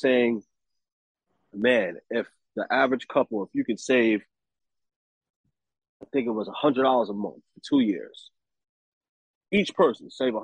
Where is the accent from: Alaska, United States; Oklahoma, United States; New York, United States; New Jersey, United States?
New York, United States; I'm from the hood. I'm from Harlem. You know what I mean? West Side.